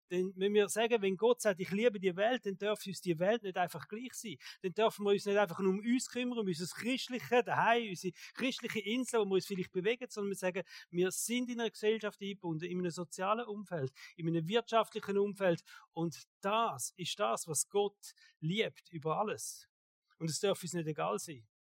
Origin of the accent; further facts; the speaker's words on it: Switzerland; Und ich denke manchmal, wir sind ja sehr privilegiert als Schweizer.